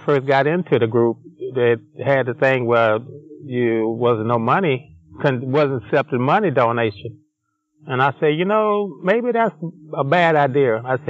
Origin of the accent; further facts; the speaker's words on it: Tennessee, United States; moved away; I'm from Tennessee